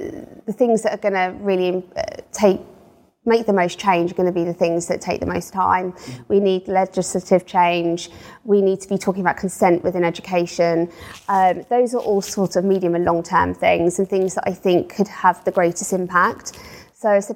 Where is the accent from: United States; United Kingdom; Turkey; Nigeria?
United Kingdom; we're white British